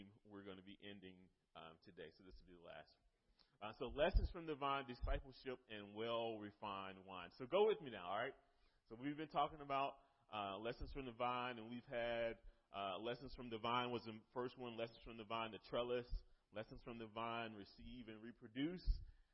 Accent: North Carolina, United States; moved away; I'm from North Carolina originally

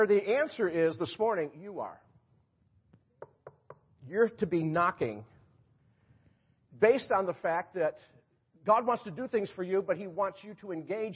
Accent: Rochester, New York, United States; also born or lived in Florida; now in North Carolina, United States; I was up in my hometown, Rochester, New York

